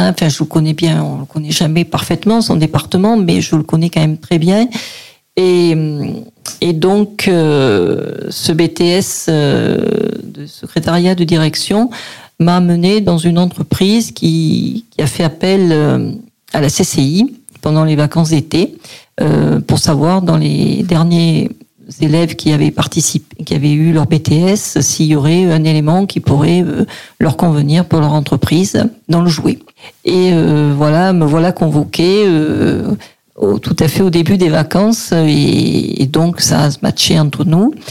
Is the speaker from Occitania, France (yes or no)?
yes; Oujac, Occitania, France; born there; Je suis né à Oujac, en Cévennes dans le département du Gard, euh, pas très loin donc du Mont-Lozère.